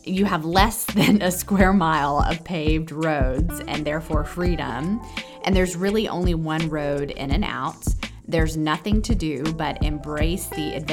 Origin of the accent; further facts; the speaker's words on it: Los Angeles, California, United States; born there; Dana is actually my dad's hometown, but I was born in East LA because my parents moved out there in 1980 on a whim